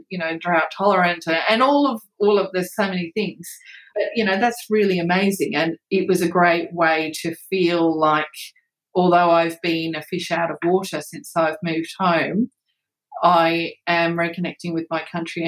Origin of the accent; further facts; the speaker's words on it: Western New South Wales, Australia; moved away as an adult; also born or lived in United Kingdom; now in Queensland, Australia; not being from Queensland, you know, I'm from Western New South Wales